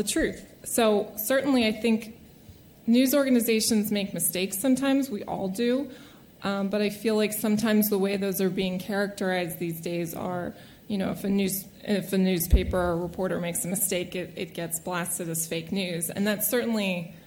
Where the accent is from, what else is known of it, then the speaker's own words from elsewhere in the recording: Lancaster, Pennsylvania, United States; I'm also a local. I was born and raised in Lancaster, went to Manheim Township High School